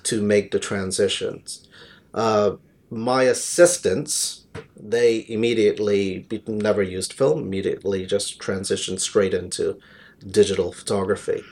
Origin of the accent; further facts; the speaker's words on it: New York, United States; moved away as an adult; also born or lived in London; now in Jersey; I was born in London, but raised in New York